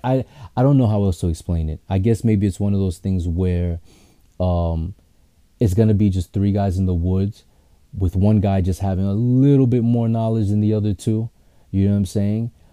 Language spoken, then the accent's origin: English; New York City, New York, United States; I'm from Queens